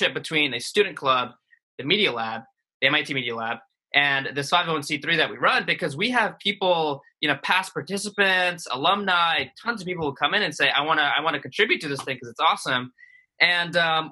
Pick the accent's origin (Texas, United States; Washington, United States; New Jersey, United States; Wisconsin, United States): New Jersey, United States; Jersey City; also born or lived in India; I grew up in Jersey City, New Jersey, which is right across the river from New York